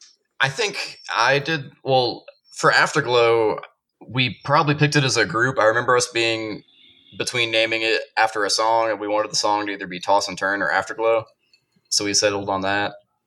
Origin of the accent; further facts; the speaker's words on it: the South, United States; because we're from the South